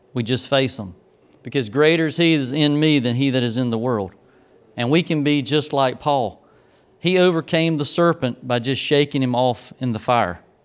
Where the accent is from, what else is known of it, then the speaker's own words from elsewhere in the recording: Grays Creek, North Carolina, United States; growing up in Grays Creek